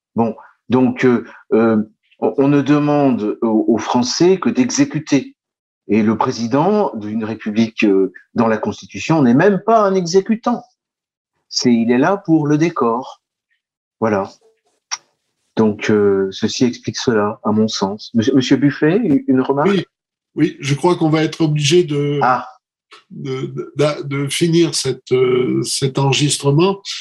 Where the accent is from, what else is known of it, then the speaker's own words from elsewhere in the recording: France; nous sommes en France, nous sommes français